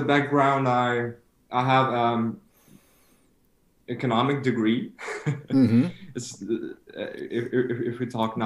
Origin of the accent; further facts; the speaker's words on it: Kyiv, Ukraine; now in Regensburg, Germany; I'm from Ukraine